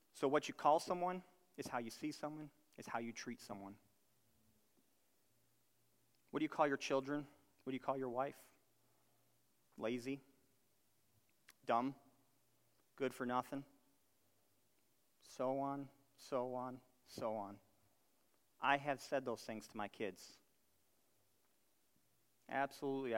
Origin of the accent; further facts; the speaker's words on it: Buffalo, New York, United States; I'm from Buffalo, New York.